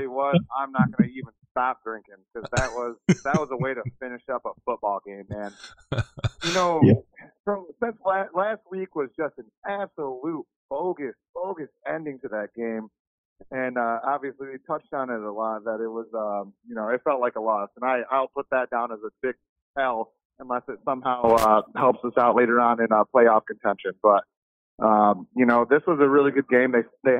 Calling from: Grand Rapids, Michigan, United States; I'm from Grand Rapids, Michigan.

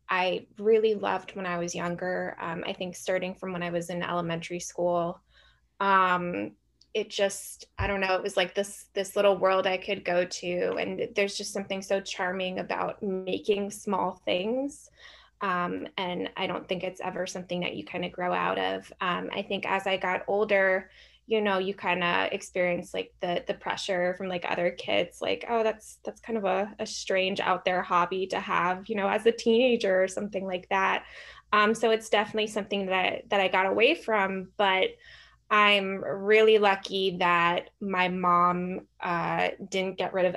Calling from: New York, United States; I'm calling from my, I guess, library area, but more specifically New York.

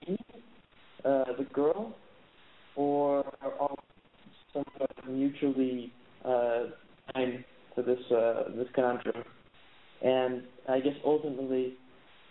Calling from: Copenhagen, Capital Region of Denmark, Denmark; I'm calling from Copenhagen, Denmark

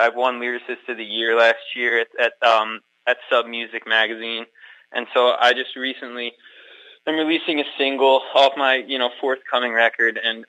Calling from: Madison, Wisconsin, United States; Oh, Wisconsin. Madison.

